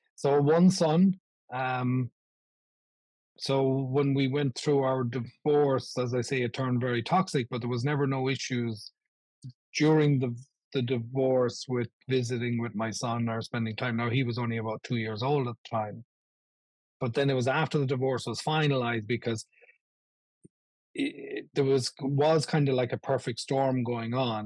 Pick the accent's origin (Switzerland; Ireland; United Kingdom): Ireland; now in Buffalo, United States; when I was growing up in Ireland